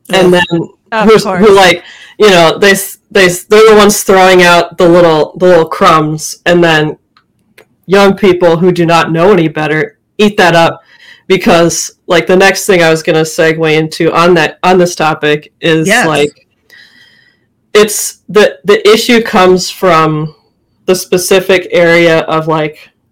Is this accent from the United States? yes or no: yes; Minnesota, United States; I grew up in Minnesota, far north.